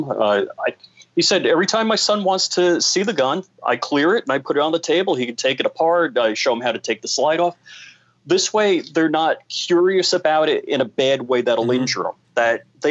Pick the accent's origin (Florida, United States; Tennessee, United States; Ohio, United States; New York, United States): New York, United States; I grew up in New York like you did, and my family goes back like 100 and change years, actually in the same darn house.